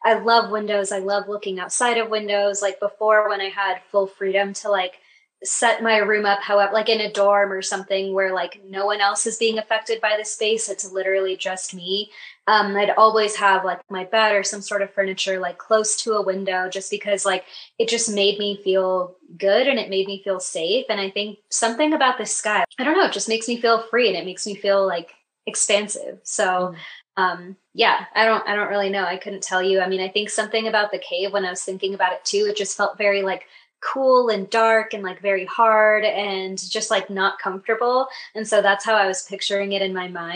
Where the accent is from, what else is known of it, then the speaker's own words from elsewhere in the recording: Kenya; moved away; growing up in Kenya